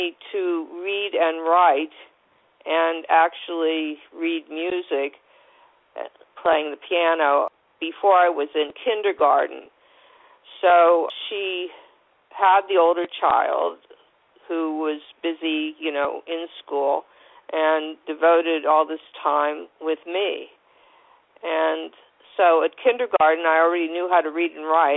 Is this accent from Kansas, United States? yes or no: no; Warren, Ohio, United States; also born or lived in New York; now in California, United States; I was born in Warren, Ohio, which is not far from Cleveland